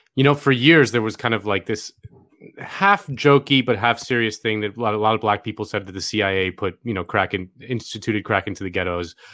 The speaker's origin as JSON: {"language": "English", "region": "Florida", "country": "United States", "said": "my home state of Florida"}